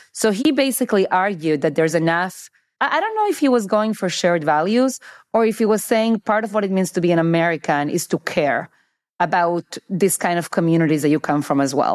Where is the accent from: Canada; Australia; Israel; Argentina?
Argentina; now in United States; I have Argentinian citizenship. I was born in Argentina.